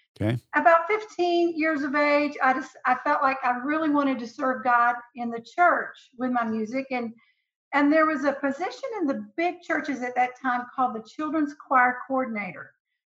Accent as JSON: {"language": "English", "town": "Dallas", "region": "Texas", "country": "United States", "tie": "born there", "accent": "Southern", "said": "I was born in Dallas, Texas. Baylor University Hospital, the George W. Truett Wing. You can't get more Southern Baptist than that."}